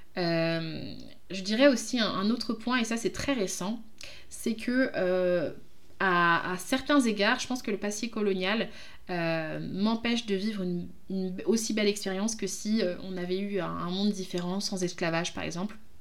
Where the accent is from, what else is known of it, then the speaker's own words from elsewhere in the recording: France; je suis d'origine du Congo, mais je suis française